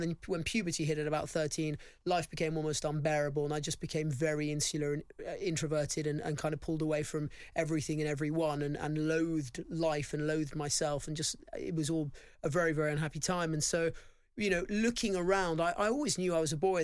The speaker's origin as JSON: {"language": "English", "region": "London", "country": "United Kingdom", "tie": "born or raised there", "said": "I grew up in a really nice part of London"}